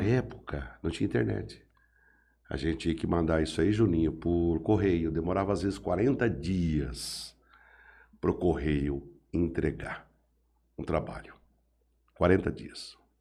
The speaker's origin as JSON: {"language": "Portuguese", "town": "Jales", "region": "São Paulo", "country": "Brazil", "tie": "born or raised there", "said": "Sou, sou daqui. Nasci em 68, aqui na Santa Casa."}